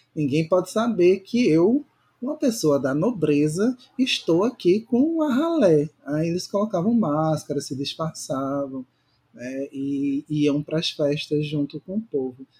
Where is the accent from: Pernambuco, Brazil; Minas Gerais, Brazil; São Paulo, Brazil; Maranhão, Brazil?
Pernambuco, Brazil; Recife; also born or lived in Porto Alegre / Florianópolis; now in Fortaleza, Brazil; a minha cidade natal, Recife